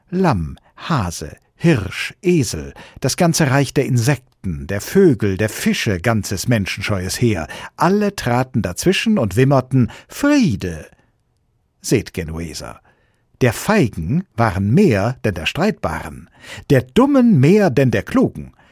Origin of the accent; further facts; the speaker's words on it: Switzerland; Für mich als Schweizer sind Volksinitiativen ein zweischneidiges Schwert.